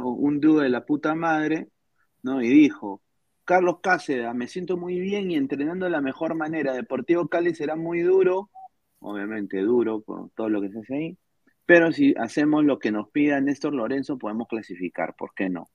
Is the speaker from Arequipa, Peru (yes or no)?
no; Lima, Peru; Yo nací en Lima